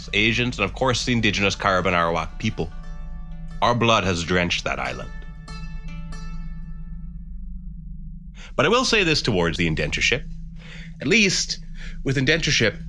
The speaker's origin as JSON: {"language": "English", "town": "Dartmouth", "region": "Nova Scotia", "country": "Canada", "tie": "born or raised there", "said": "I was a Hindu in particular until I was growing up in Dartmouth, Nova Scotia."}